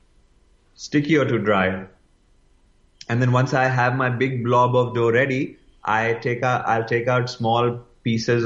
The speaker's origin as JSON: {"language": "English", "country": "India", "tie": "born or raised there", "said": "growing up as an Indian"}